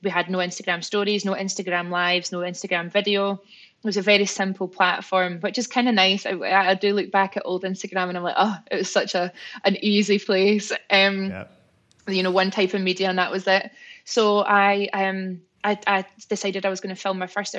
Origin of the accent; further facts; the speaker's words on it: Scotland, United Kingdom; I'm Scottish